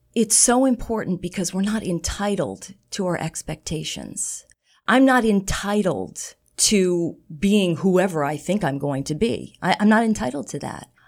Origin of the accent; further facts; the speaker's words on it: New York, United States; now in Boston, United States; I grew up in New York